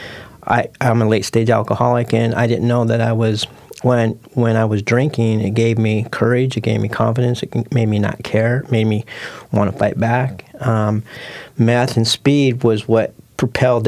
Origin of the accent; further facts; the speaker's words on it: Portland, Oregon, United States; I was born and raised in North Portland